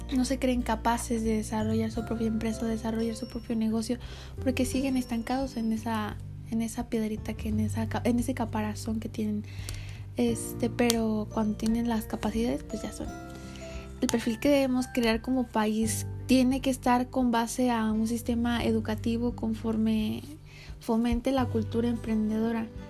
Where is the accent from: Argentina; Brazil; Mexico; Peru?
Mexico; como los mexicanos que somos